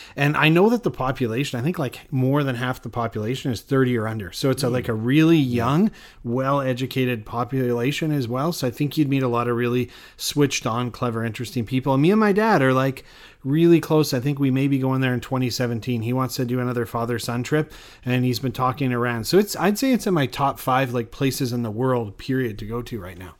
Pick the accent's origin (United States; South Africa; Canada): Canada; I'm Canadian